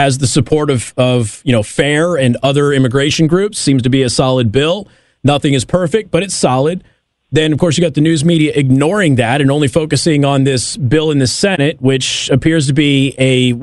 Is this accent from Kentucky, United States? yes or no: no; Nevada, United States; my home state of Nevada